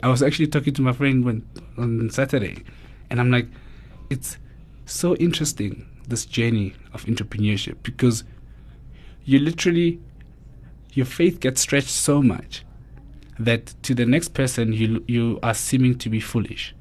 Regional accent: Mamelodi, Gauteng, South Africa; born and bred in Mamelodi

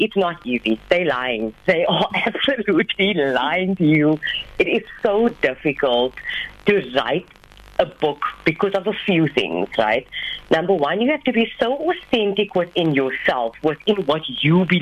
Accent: George, Western Cape, South Africa; I'm officially the first Indian female Muslim author from my hometown, George

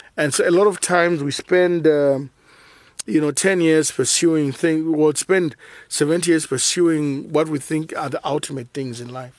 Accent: Zambia; I was born in Zambia, naturally, nineteen seventy.

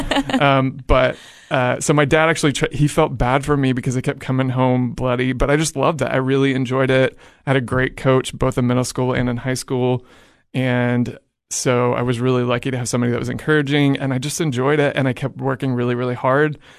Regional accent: Edmond, Oklahoma, United States; moved away as an adult; I'm originally from Edmond, Oklahoma

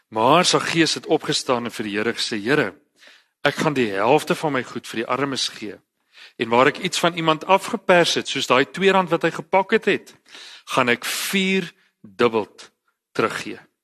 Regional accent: Eastern Cape countryside, South Africa; Ek is 'n gewone ouetjie van die Oos-Kaapse platteland.

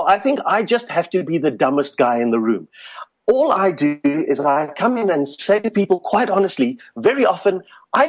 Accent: Cape Town, Western Cape, South Africa; I grew up in Goodwood, working class Cape Town

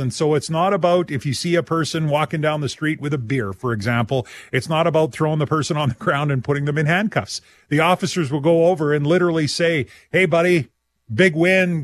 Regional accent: Saskatchewan, Canada; we are all from Saskatchewan

